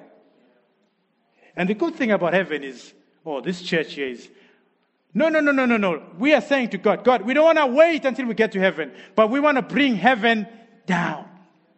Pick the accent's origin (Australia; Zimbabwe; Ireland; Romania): Zimbabwe; moved away as an adult; also born or lived in Harare; now in Sheffield, United Kingdom; I'm from Zimbabwe